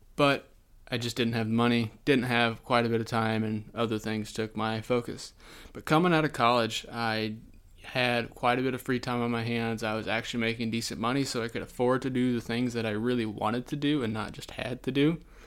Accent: Southwest Iowa, United States; moved away as an adult; also born or lived in Brookings, South Dakota; now in Sioux Falls, United States; I am not originally from South Dakota. I'm actually originally from Southwest Iowa.

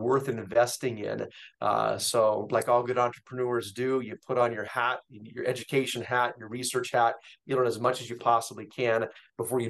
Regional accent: Seattle, Washington, United States; born and raised in Seattle

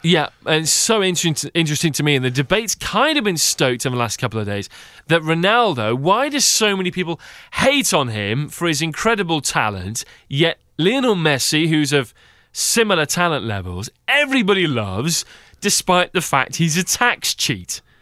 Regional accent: England, United Kingdom; being an Englishman.

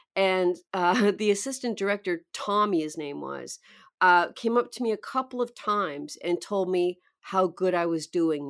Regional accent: outskirts of Vancouver, British Columbia, Canada; moved away; also born or lived in New York; I was born in British Columbia, the outskirts of Vancouver, um, very small town

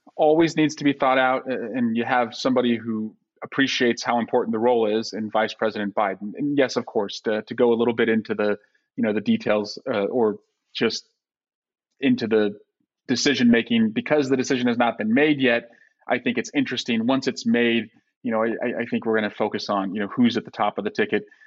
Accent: Iowa, United States; also born or lived in the South; now in California, United States; as someone who was born in Iowa, uh, that growing up in the Midwest

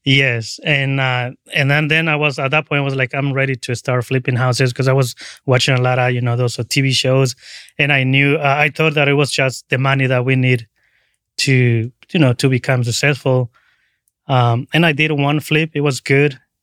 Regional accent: Cancun, Quintana Roo, Mexico; also born or lived in Tabasco, Mexico; now in San Francisco, United States; was born in Tabasco, right on the border with, uh, Guatemala, and then I moved to Cancun when I was about ten years

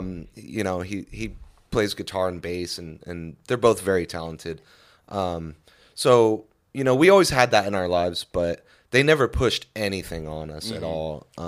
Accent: Lancaster, California, United States; born or raised there; moved away; also born or lived in Panorama City

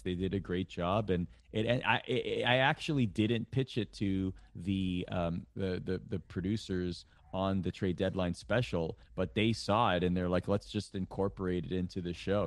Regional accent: Toronto, Ontario, Canada; I grew up in Canada

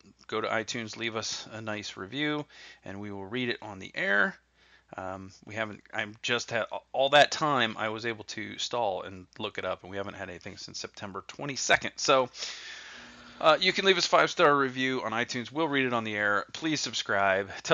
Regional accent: New Jersey, United States; now in Orlando, United States; I'm from New Jersey

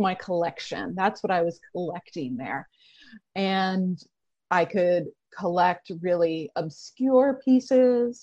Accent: Oregon, United States; I grew up in Oregon.

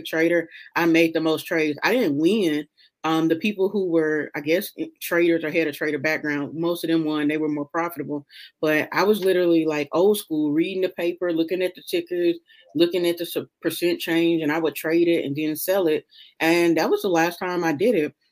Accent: Memphis, Tennessee, United States; moved away as an adult; also born or lived in Kentucky / Washington, D.C.; now in Texas, United States; I'm from Memphis. I grew up in South Memphis.

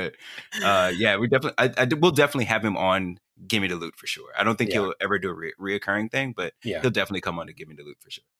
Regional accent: Texas, United States; Mostly Dallas suburbs.

